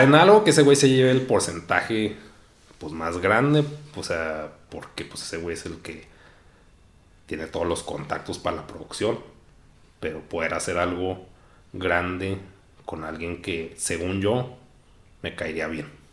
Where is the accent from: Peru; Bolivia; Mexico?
Mexico; nací en México